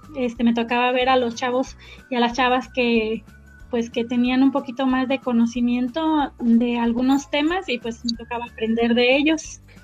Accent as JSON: {"language": "Spanish", "town": "Antúnez", "region": "Michoacán", "country": "Mexico", "tie": "born or raised there", "said": "Yo soy originaria de un pueblito que está allá cerca de Apatzingán, que se llama Antunes. Este, allá estuve viviendo"}